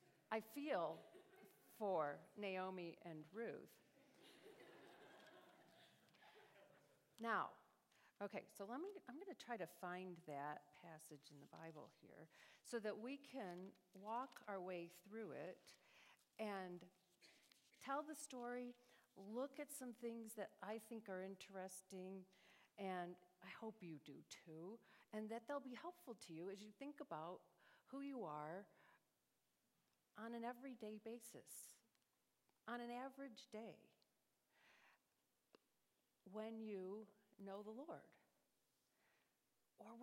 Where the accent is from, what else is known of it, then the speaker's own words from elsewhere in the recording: New York, United States; moved away as an adult; also born or lived in Chicago / Cleveland; now in Dallas, United States; I grew up in New York State